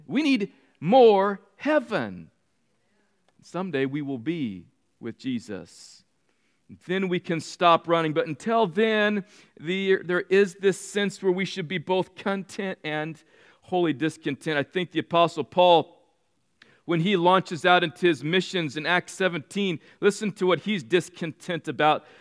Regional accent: California, United States; Mean streets of red in California. It was a cow town.

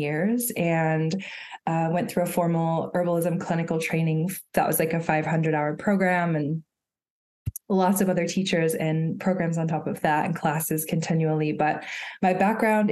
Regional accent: Chattanooga, Tennessee, United States; I grew up in Chattanooga, Tennessee, which is where I live right now currently

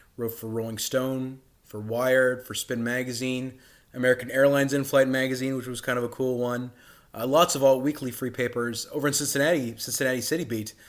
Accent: Karachi, Sindh, Pakistan; moved away; also born or lived in Dallas, Texas, United States; I was born in Dallas, Texas, but I grew up in Karachi, Pakistan

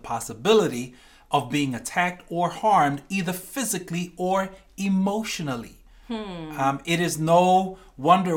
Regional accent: New Zealand; I grew up in New Zealand.

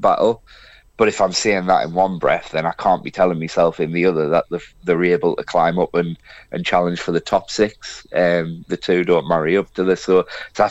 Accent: Sunderland, North East England, United Kingdom; my mum and dad moved up to Sunderland before I was born, and that's why I'm actually from Sunderland

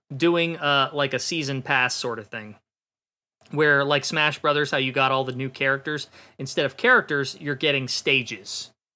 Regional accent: Ohio, United States; I'm from Ohio

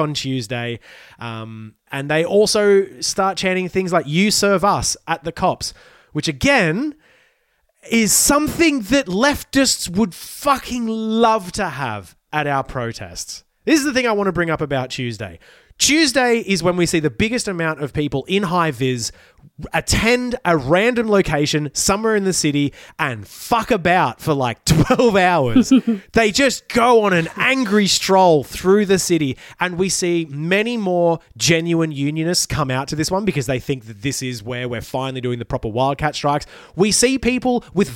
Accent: Ballina, New South Wales, Australia; I was growing up in Ballina near Byron.

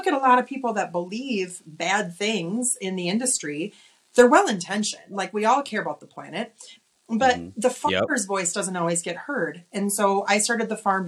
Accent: Oshkosh, Wisconsin, United States; moved away as an adult; also born or lived in Los Angeles; I'm originally from Wisconsin. I grew up in Oshkosh

